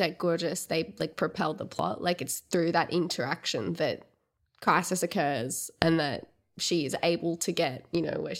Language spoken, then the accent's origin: English; Australia; Yeah, recently. And also being Australian.